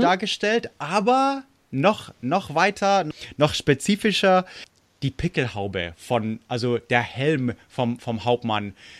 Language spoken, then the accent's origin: German; Munich, Bavaria, Germany; also born or lived in United States; also München und so, also wo, wo ich aufgewachsen bin